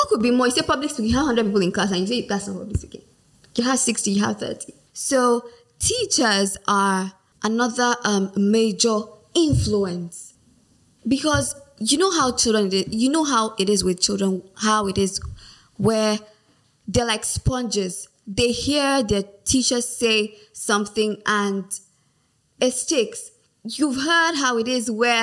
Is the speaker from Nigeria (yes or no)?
yes; Nigeria; English language for us in Nigeria is our national language